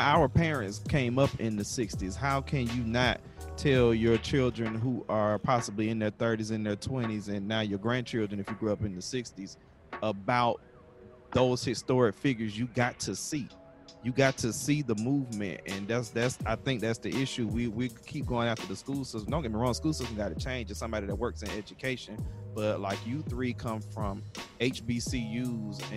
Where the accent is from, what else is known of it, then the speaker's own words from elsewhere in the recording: Atlanta, Georgia, United States; I'm from Atlanta.